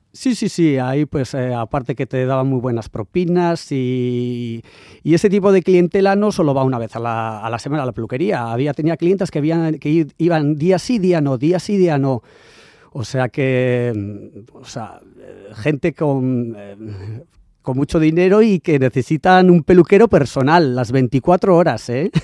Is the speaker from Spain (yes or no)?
yes; San Sebastián, Basque Country, Spain; moved away as an adult; also born or lived in Sydney, Australia / London; yo que vengo aquí de San Sebastián